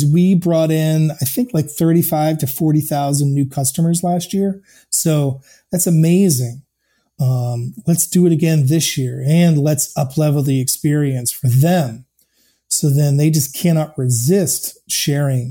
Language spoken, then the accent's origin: English; Maine, United States; moved away as an adult; also born or lived in Chicago; I grew up in Maine and I'm here now